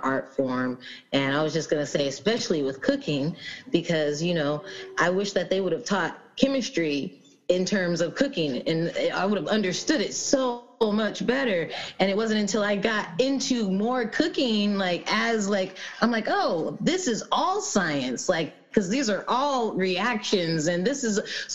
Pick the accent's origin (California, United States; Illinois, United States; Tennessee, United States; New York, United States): California, United States; Los Angeles; moved away as an adult; now in Humboldt, United States; I'm from the Los Angeles area, I'm from